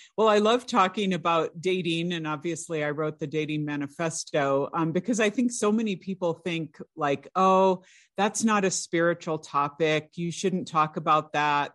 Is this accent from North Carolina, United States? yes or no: no; California, United States; I grew up in California, I went to the California public schools